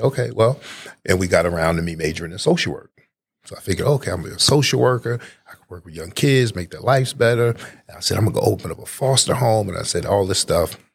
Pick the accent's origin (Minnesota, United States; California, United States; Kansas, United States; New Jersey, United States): New Jersey, United States; Newark; moved away as an adult; also born or lived in West Virginia / Baltimore, Maryland; now in Georgia, United States; I'm originally from New Jersey. I'm a North New Jersey native